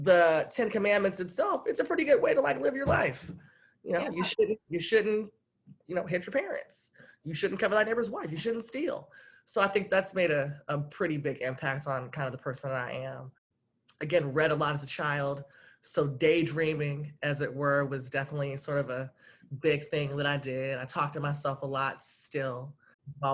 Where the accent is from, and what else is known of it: Los Angeles, California, United States; born or raised there; moved away as an adult; now in Portland, United States